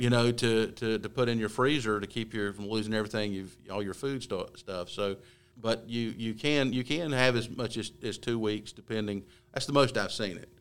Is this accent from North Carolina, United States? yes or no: yes; Gaston County, North Carolina, United States; for those of us born and raised in Gaston County